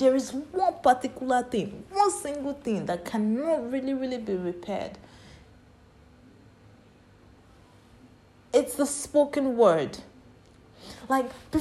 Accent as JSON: {"language": "English", "country": "Nigeria", "tie": "born or raised there", "said": "I grew up in Nigeria."}